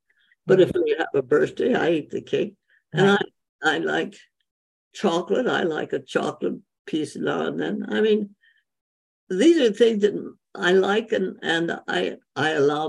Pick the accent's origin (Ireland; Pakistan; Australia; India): India; well, I grew up in India, so Indian food is wonderful.